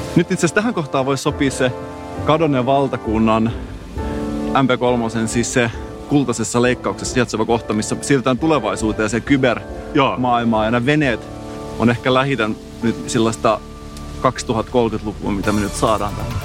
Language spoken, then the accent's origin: Finnish; Salo, Southwest Finland, Finland; accent: Turku dialect; mä oon Salosta